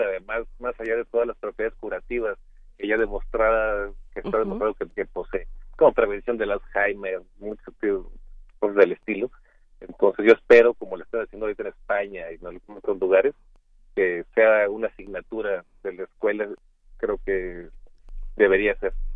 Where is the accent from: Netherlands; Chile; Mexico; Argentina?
Mexico; como mexicanos, que no hay una gran tradición de ajedrez en nuestro país